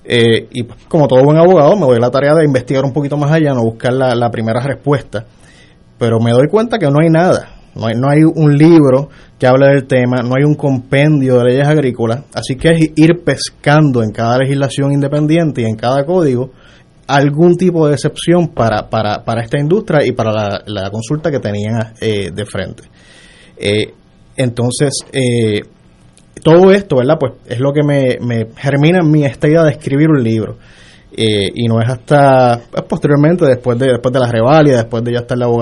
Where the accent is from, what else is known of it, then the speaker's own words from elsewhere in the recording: Mayagüez, Puerto Rico; Yo soy de Mayagüez original.